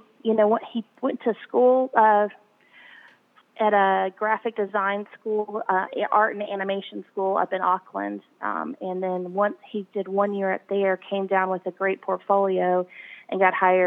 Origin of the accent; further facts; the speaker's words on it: United States; also born or lived in New Zealand; I'm from America